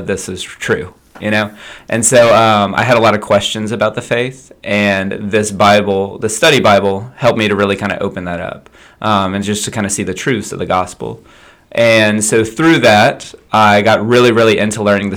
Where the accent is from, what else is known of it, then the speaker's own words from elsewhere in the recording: Lafayette, Louisiana, United States; I was born in Lafayette, and I went to Lafayette High. I went to public school my whole life.